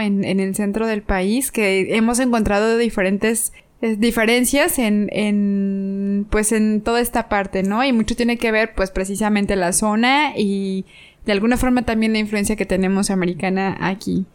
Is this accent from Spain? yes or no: no; Mexico; como buena mexicana